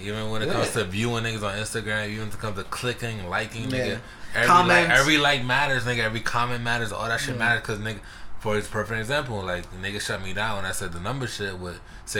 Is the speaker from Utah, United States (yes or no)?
no; New York City, New York, United States; We're really from the Bronx. We really out here. We really in the South. In the South Bronx.